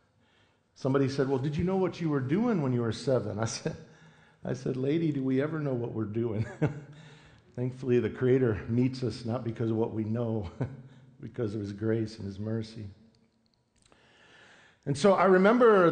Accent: Yakima Nation, south central Washington, United States; we come from the Yakima Nation. We have 14 different tribes and bands that make up what we call Yakimas, right? So we're over kind of south central Washington state.

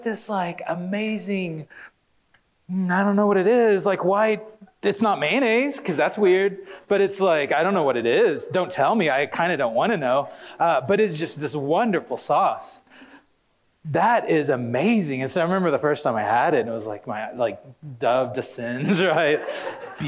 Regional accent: Oklahoma, United States; I grew up in Oklahoma.

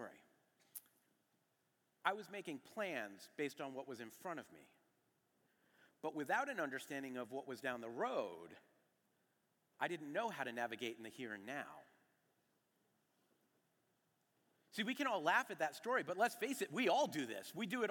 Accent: New England, United States; moved away as an adult; also born or lived in New York, United States; I was from New England

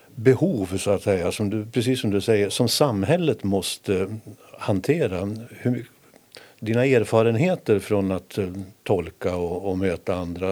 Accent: Härnösand, Västernorrland County, Sweden; jag som hade min uppväxt i Härnösand på det spännande 60-talet

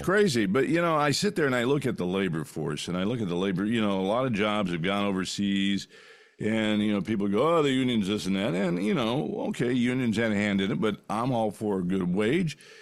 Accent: California, United States; when I grew up in California

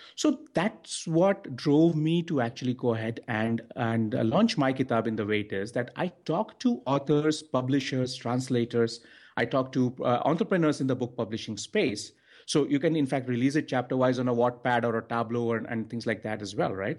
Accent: India; I'm from India

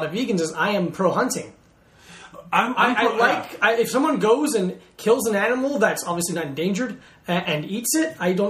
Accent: Broward County, Florida, United States; moved away as an adult; also born or lived in Paterson, New Jersey / Cooper City, Florida / Davie, Florida / Plantation, Florida; now in New York, United States; I was born in Paterson, New Jersey, but I was raised all over Broward County.

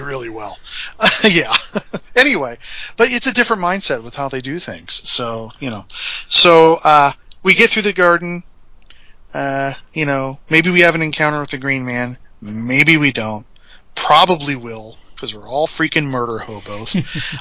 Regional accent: Indiana, United States; We're from Indiana.

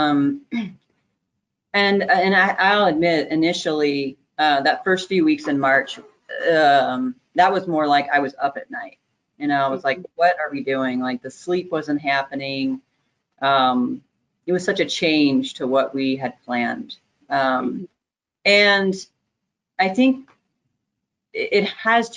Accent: Texas, United States; moved away as an adult; now in Northern Illinois, United States; I'm originally from Texas

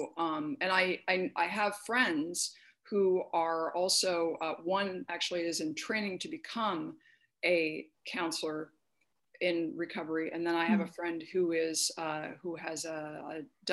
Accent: Phoenix, Arizona, United States; now in Los Angeles, United States; I'm from Phoenix, and so I went to Arcadia High in Phoenix

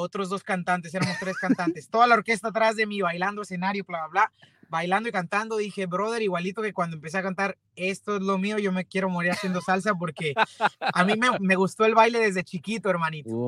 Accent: Mexico; soy, soy cantante este, mexicano

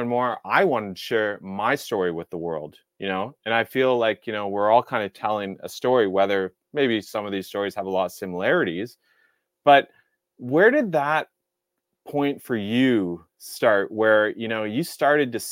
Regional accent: Lower Mainland, near Vancouver, West Coast of Canada, British Columbia, Canada; I grew up on the West Coast of Canada, and the West Coast being Vancouver area. It was the Lower Mainland, but very close to Vancouver

